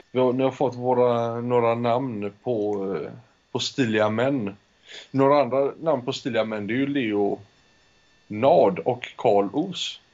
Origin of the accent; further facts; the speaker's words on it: Spain; jag föddes i Spanien. Min mor är svensk, min far är spansk